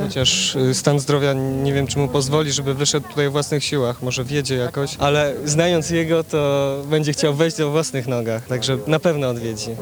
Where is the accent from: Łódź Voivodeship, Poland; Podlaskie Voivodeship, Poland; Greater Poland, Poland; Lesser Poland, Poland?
Lesser Poland, Poland; Kraków; ja jestem z Krakowa